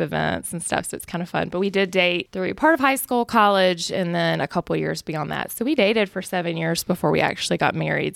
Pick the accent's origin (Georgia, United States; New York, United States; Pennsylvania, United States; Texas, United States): Georgia, United States; Macon; we're both from Macon and went to a small high school and started dating back then